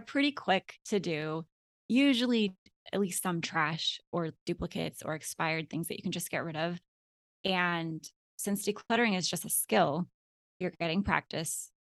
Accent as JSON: {"language": "English", "region": "Alaska", "country": "United States", "tie": "born or raised there", "moved": "as an adult", "lives_now": "Florida, United States", "said": "my husband and I had three kids, and we were born and raised in Alaska"}